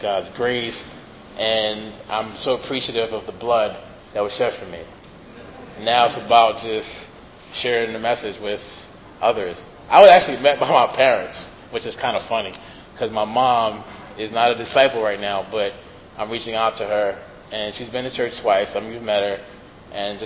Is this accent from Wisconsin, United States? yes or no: no; New York City, New York, United States; I'm originally from Brooklyn